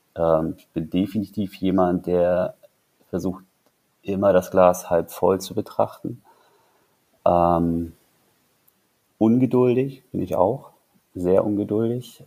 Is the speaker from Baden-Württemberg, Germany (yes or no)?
no; Zingst, Mecklenburg-Vorpommern, Germany; now in Berlin, Germany; Ich komme aus Zinks, das ist eine Stunde entfernt von Rostock